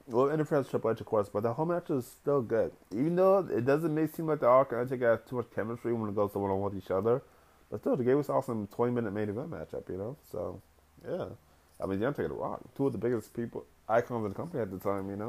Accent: Boston, Massachusetts, United States; my hometown, Boston, Massachusetts

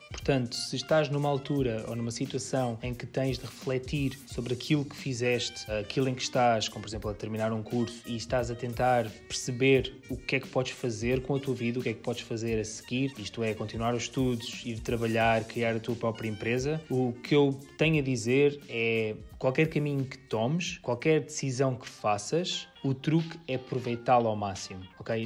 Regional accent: Portugal; moved away as an adult; also born or lived in San Francisco, United States

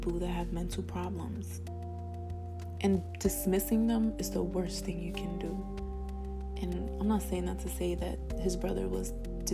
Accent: New York City, New York, United States; accent: Spanish; I was born in the Bronx

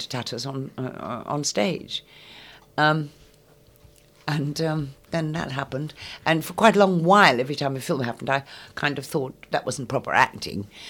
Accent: Scotland, United Kingdom; moved away; I am half Scots. I was brought up in Scotland

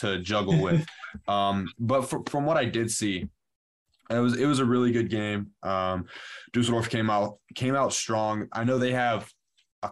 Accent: Houston, Texas, United States; I'm from Houston. Like, I lived in Houston. I grew up around the Texans

